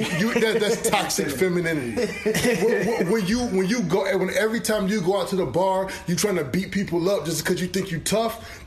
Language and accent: English; the South, United States; You know, I'm from the South. I can't talk.